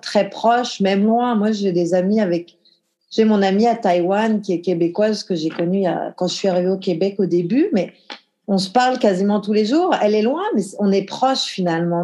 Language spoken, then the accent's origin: French; the Alps, France; moved away; j'ai grandi dans les Alpes, en France, un petit village de 1500 habitants